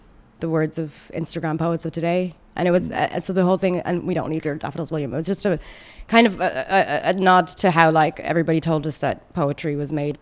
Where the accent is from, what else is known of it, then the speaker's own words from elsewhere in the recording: Ireland; accent: sounds like Conor McGregor; moved away as an adult; also born or lived in Sudan / Saudi Arabia; now in Dubai, United Arab Emirates; where are you really from? I'm like, okay, Ireland